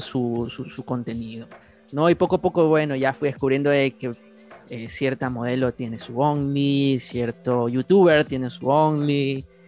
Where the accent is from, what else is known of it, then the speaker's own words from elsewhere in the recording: Guayaquil, Guayas, Ecuador; Somos de Ecuador, de Guayaquil